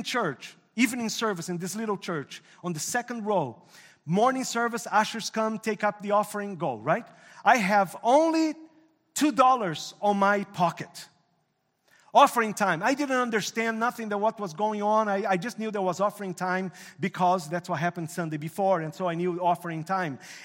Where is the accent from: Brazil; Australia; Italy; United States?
Brazil; English is a second language; moved away as an adult; now in Canada; I'm a commercial pilot down in Brazil